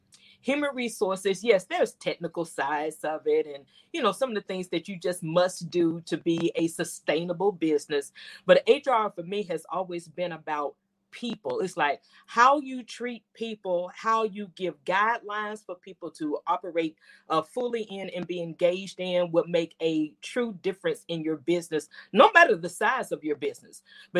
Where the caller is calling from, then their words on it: Memphis, Tennessee, United States; I bring you greetings from Memphis, Tennessee.